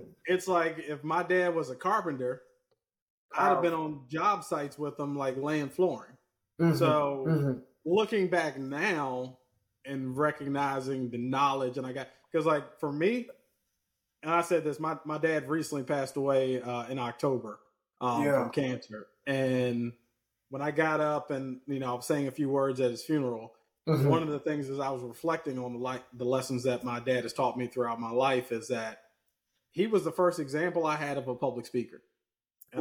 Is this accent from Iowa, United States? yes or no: no; Lynchburg, Virginia, United States; also born or lived in Richmond, Virginia; growing up in Lynchburg